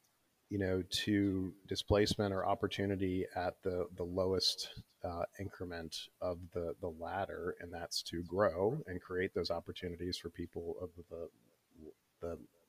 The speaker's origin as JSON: {"language": "English", "town": "St. Louis", "region": "Missouri", "country": "United States", "tie": "born or raised there", "said": "And I grew up partially in St. Louis, so I sort of get the vibe that was still stood with me when I taught that class in Kansas City"}